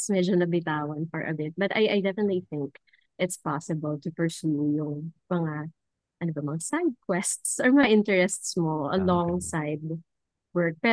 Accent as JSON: {"language": "Tagalog", "region": "Central Luzon", "country": "Philippines", "tie": "born or raised there", "said": "galing ako ng science high school hmm. na nasa um, sa region or sa province namin, very competitive din yung um, yung M3."}